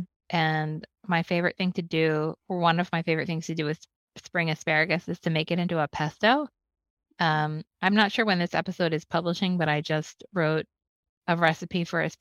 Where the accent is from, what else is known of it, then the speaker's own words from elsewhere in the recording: Philadelphia, Pennsylvania, United States; growing up in Philadelphia